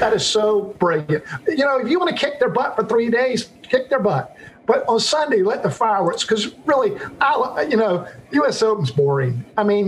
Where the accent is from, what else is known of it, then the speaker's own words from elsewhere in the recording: the South, United States; I'm from the South